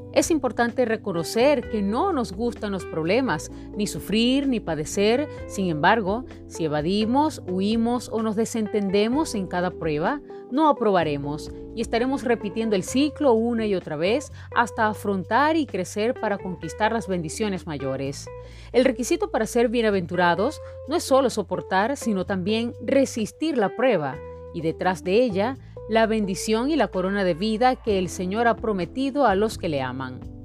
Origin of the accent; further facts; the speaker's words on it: Venezuela; como venezolanos